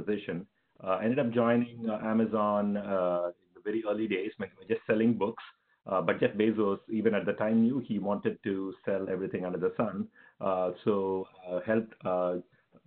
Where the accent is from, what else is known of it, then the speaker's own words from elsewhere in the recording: Chennai, Tamil Nadu, India; moved away as an adult; also born or lived in Stanford; I'm from India. Grew up in Chennai in India.